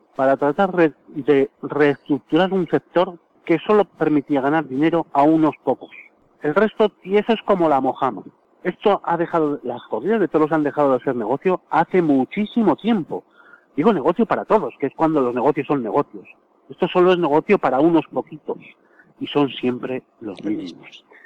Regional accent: Spain; sí somos españoles

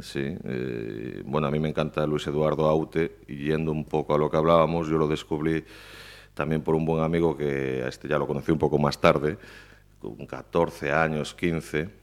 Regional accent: Pontevedra, Galicia, Spain; yo crecí en Paseo de Colón, bueno, exactamente, yo vivía en la Rua Nova de Baixo, que está aquí al lado.

